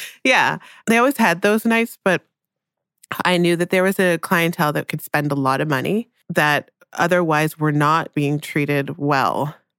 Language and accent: English; Newmarket, Ontario, Canada; also born or lived in Jamaica; I ended up growing up in Newmarket, which is a s, was a small town outside of Toronto.